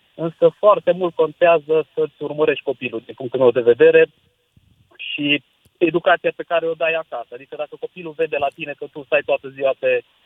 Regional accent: Târgu Mureș, Mureș County, Romania; eu sunt din Târgu Mureș

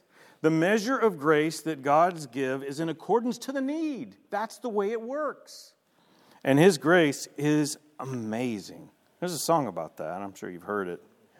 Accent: Shreveport, Louisiana, United States; Now I want to show you an image of a part of my neighborhood that I grew up in Shreveport, Louisiana.

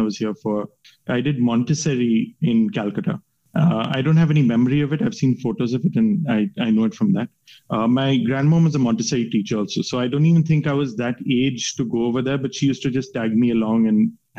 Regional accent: West Virginia, United States; born there; So my mom's American and I was born in West Virginia. My dad met my mom in West Virginia.

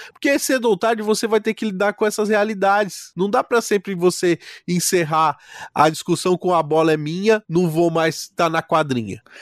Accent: Brazil; como brasileiros

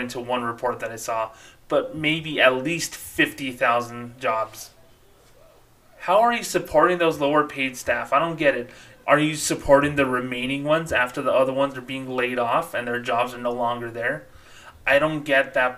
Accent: Socorro, New Mexico, United States; as a little kid growing up in Socorro, New Mexico

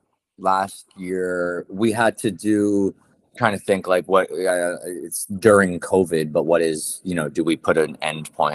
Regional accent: New York City, New York, United States; I'm a New York City Jew

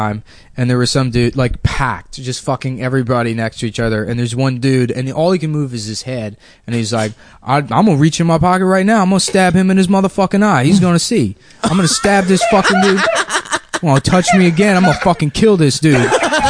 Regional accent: Maryland, United States; I'm from Maryland, though.

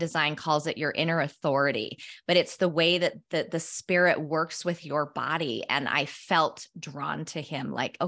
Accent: Utah, United States; I grew up in Cache Valley, Utah, just a little town in northern Utah, and loved spending time outside.

